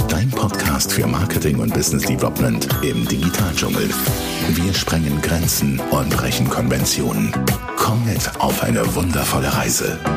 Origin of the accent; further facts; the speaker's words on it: Switzerland; accent: Swiss German; Maßkocht war wirklich eine spontane Geschichte, die direkt halt in unserem schönen Schweizer Dialekt entstanden ist und du hast nichts davon verstanden.